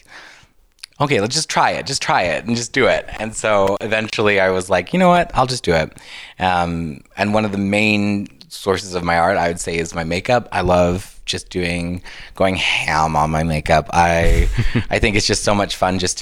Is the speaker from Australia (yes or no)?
no; Grande Prairie, Alberta, Canada; also born or lived in South Africa; I was born in Grand Prairie.